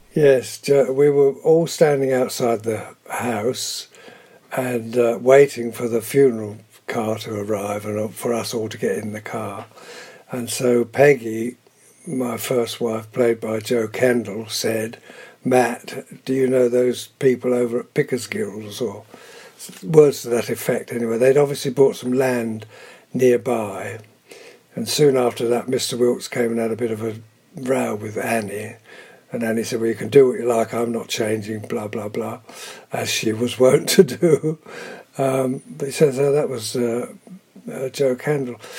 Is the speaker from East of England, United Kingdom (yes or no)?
yes; Cambridgeshire, East of England, United Kingdom; born or raised there; also born or lived in London